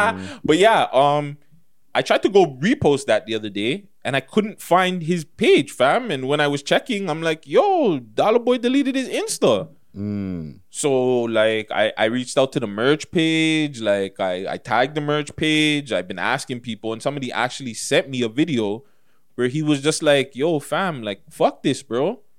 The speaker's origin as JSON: {"language": "English", "town": "Toronto", "region": "Ontario", "country": "Canada", "said": "Not just artists, just people in general from Toronto. Man, I'm from Toronto."}